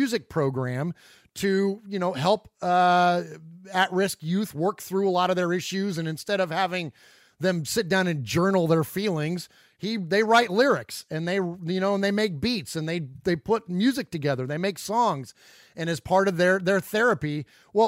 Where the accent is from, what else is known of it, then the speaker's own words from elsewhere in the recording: San Jose, California, United States; now in Middle Tennessee, United States; Uncle Mosh and I are originally from the Bay Area. We're from San Jose. We now currently reside in Middle Tennessee